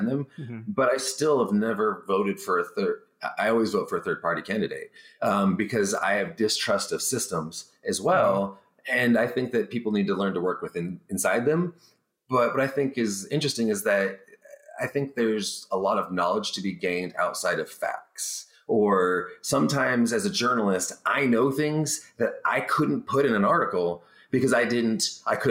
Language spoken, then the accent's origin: English; Barstow, California, United States; moved away; also born or lived in Washington; I'm from Barstow, California as well.